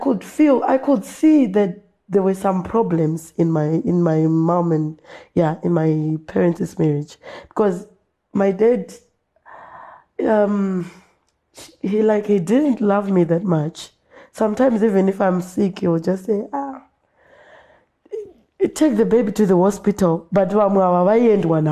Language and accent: English; Binga, Matabeleland North, Zimbabwe; I grew up in Binga, in Samende